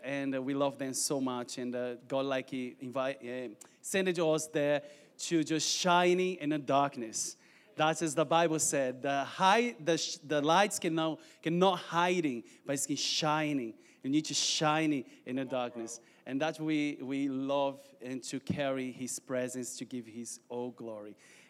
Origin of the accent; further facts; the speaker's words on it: Brazil; English is a second language; moved away as an adult; now in United Kingdom; I'm original from Brazil, but I'm living in the UK for 4 years